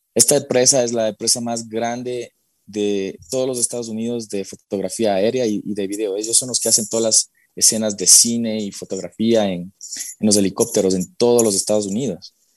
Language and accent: Spanish; Quito, Pichincha, Ecuador; moved away; soy nacido en Quito, eh, vengo de una familia bastante tradicionalista